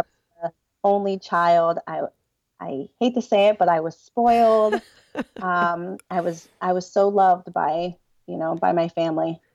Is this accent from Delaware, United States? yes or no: yes; Delaware, United States; I'm from Delaware